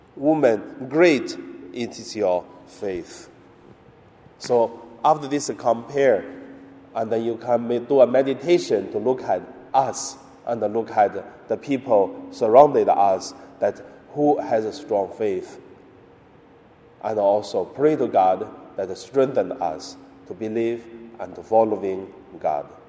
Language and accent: English; China; moved away; also born or lived in Hong Kong; in my hometown in mainland China.